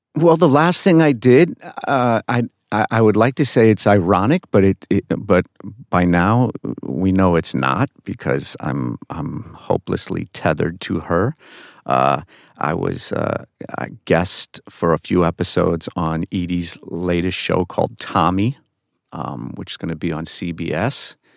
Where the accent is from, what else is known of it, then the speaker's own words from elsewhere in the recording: New York, United States; I'm from New York